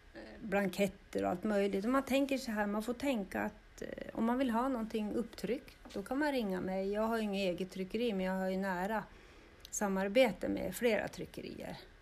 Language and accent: Swedish; Östervåla, Uppsala County, Sweden; Jag är ju född och uppvuxen här i Östervåla.